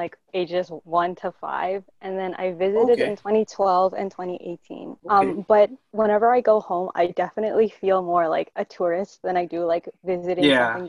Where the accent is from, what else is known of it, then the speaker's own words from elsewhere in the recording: Toronto, Ontario, Canada; I've been here for 15 years. I think this is my 15th year in Toronto. So I'm basically like born and bred.